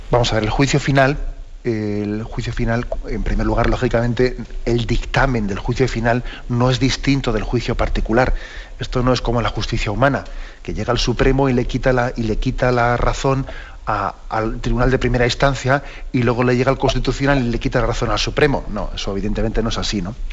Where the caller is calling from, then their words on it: Cádiz, Andalusia, Spain; de Cádiz.